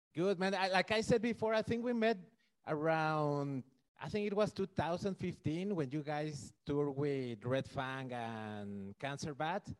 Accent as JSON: {"language": "English", "region": "Mexico City", "country": "Mexico", "said": "I'm from Mexico City"}